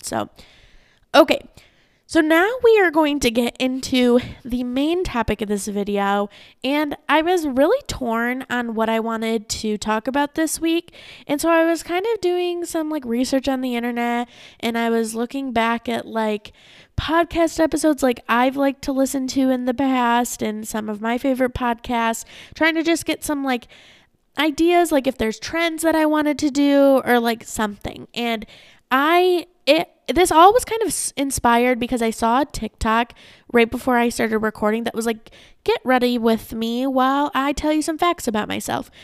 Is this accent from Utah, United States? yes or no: no; Saginaw, Michigan, United States; also born or lived in Ypsilanti, Michigan; now in Arizona, United States; I was born in Saginaw, Michigan